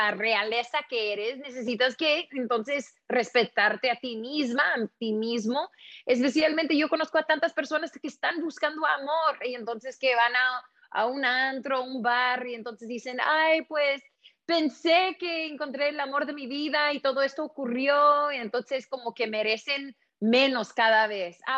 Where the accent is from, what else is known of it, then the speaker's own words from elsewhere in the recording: Los Angeles, California, United States; criada acá en Los Ángeles. Mi papá es de México, saludos a toda mi gente en México. Mi mamá también es de Los Ángeles y es indígena de acá. Entonces … ubicada acá en el Valle de San Fernando, en la ciudad